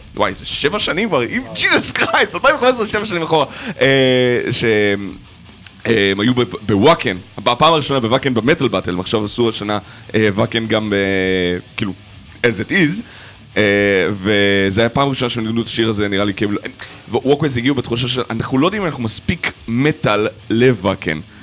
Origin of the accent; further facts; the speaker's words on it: Nahariya, Northern District, Israel; אני מנהריה, לא מהקריות